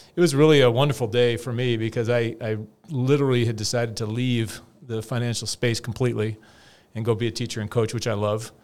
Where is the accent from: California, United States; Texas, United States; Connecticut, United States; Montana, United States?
California, United States; I'm from California